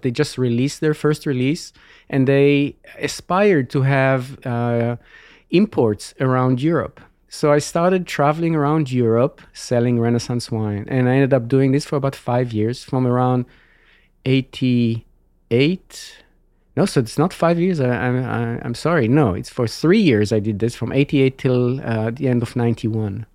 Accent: Israel; moved away as an adult; now in California, United States; I was born and grew up in Israel

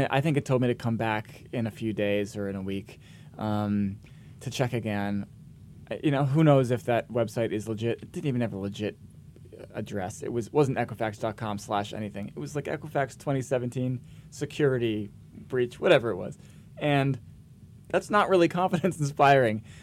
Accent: Vermont, United States; I grew up in Vermont

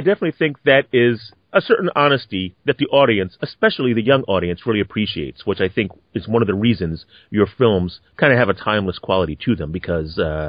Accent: Philadelphia, Pennsylvania, United States; I was born and raised in Philadelphia, and from what I understand, you hail from Wilkes-Barre.

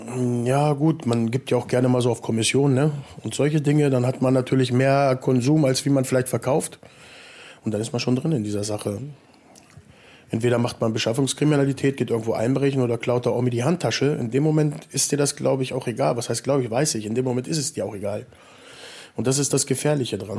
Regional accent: Salzgitter, Lower Saxony, Germany; Ja, hier Salzgitter-Umgebung, also aus so einem kleinen Kuhkaff.

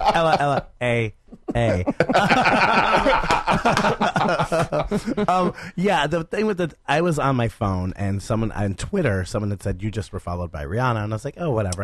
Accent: Stark County, Ohio, United States; my hometown in Stark County

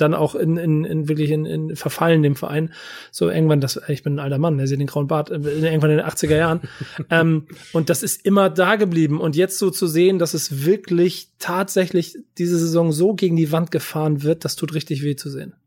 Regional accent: Hamburg, Germany; Ich bin Hamburger und ich bin auch durch und durch Hamburger

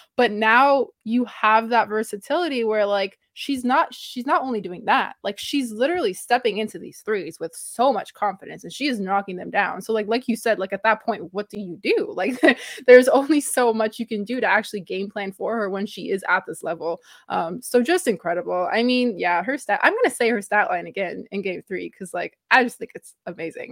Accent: Toronto, Ontario, Canada; I am from Toronto, Canada, I am Canadian

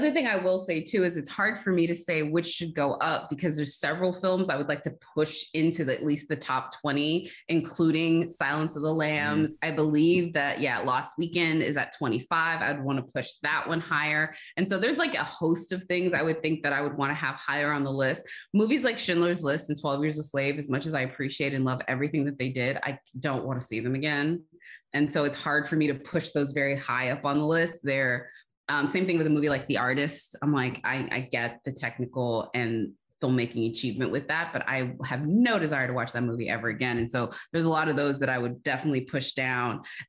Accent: Austin, Texas, United States; now in Los Angeles, United States; I came from Texas, and out here in California, one of the three things I liked when I made the very stupid, and it seems the only decision to move from Austin, Texas to Los Angeles

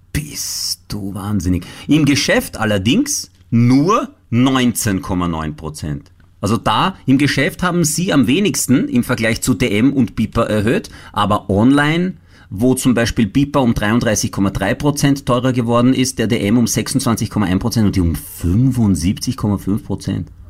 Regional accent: Italy; now in Austria; ich als Italiener

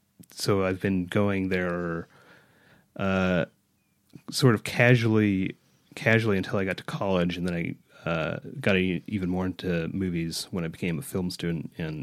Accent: Park City, Utah, United States; As I never get tired of telling people, I grew up in Park City. I'm a native Parkite.

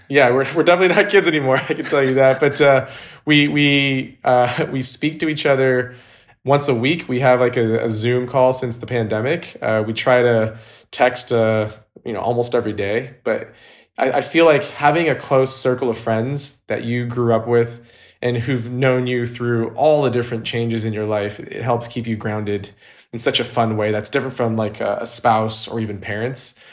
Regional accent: Orange County, California, United States; also born or lived in San Diego, California; now in Los Angeles, United States; I was actually born and raised in Orange County, California, which is an hour north of San Diego

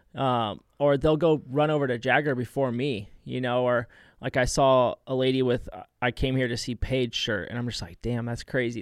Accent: San Diego, California, United States; moved away as an adult; also born or lived in Temecula, California / Florida; born and raised in San Diego, and then I spent a lot of time in Temecula

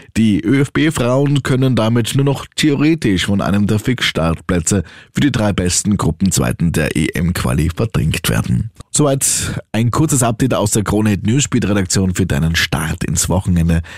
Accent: Austria; bei uns in Österreich

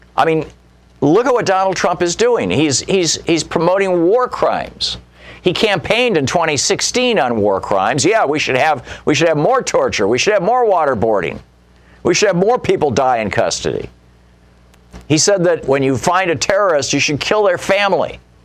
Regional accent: Lansing, Michigan, United States; I grew up in Lansing, Michigan

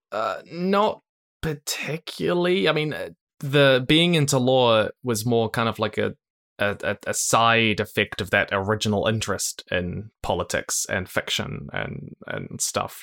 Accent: Christchurch, Canterbury, New Zealand; I was born in New Zealand, Christchurch, which is the other side of the world to basically everywhere in the world

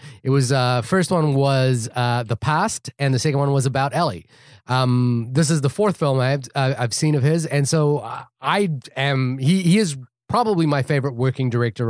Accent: New Zealand; now in United States; I'm also a green card holder. I'm from New Zealand, so I'm not on the list for what it's worth.

